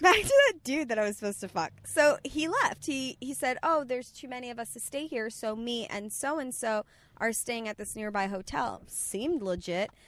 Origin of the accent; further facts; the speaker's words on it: Bay Shore, New York, United States; moved away; also born or lived in Bethpage, New York; I'm actually from Bayshore, so going to Fire Island is very normal for us